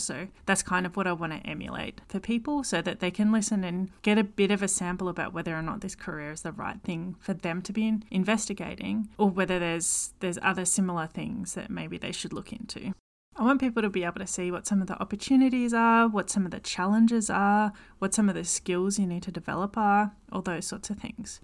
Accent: Victoria, Australia; accent: Australian; It's created in Victoria, Australia, hence my accent.

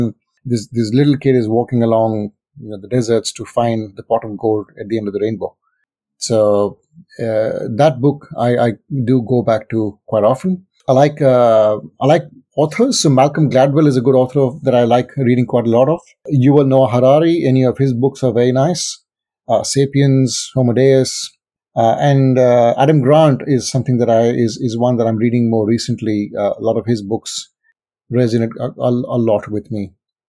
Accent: India; moved away; growing up in India, it's a very different culture to what is here. And I mean, I've lived in this country for a good 23 years now. And so this is home.

